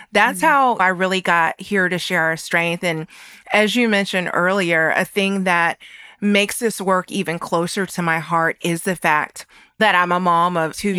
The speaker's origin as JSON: {"language": "English", "region": "North Carolina", "country": "United States", "tie": "born or raised there", "said": "I grew up in North Carolina to parents from rural areas"}